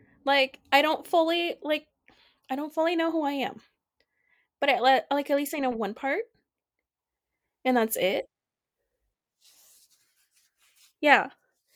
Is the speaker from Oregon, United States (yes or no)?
yes; Bend, Oregon, United States; That's growing up in Bend, but I'm thankful that it's becoming a lot more diverse because a lot of people are moving in.